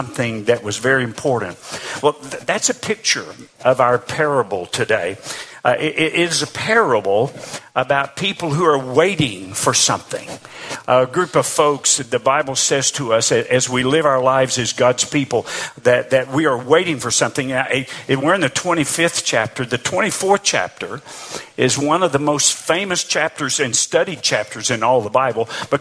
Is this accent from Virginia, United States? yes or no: no; Arkansas, United States; moved away as an adult; I grew up in Arkansas. In fact, I actually lived in the same house my entire life till I got married after going to college